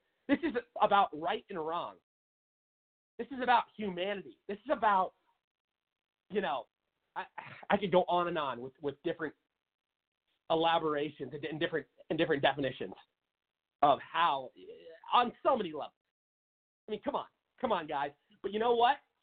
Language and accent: English; Seattle, Washington, United States; in my home state of Washington, everybody knows I'm from the city of Seattle, Washington